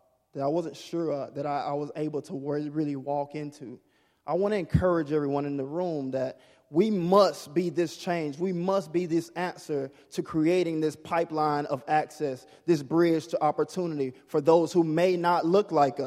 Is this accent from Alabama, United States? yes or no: no; Mississippi, United States; growing up in Mississippi, there's a lot of things that I wasn't exposed